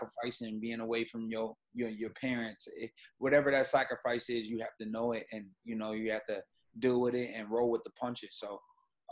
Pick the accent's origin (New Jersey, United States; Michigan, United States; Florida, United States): Michigan, United States; Grand Rapids; moved away; also born or lived in New York; the city I was raised in, Grand Rapids, Michigan.